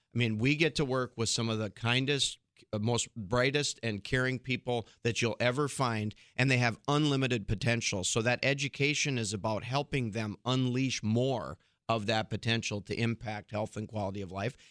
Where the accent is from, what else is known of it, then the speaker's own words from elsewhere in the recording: Fargo, North Dakota, United States; I'm actually originally from Fargo